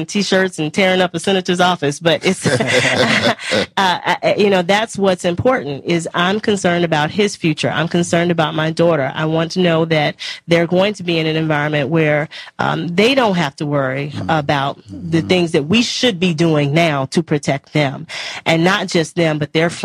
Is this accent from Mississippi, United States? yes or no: yes; Mississippi Delta, United States; I'm from the South. I'm a Mississippi Delta girl, and I come from one of the poorest states in the union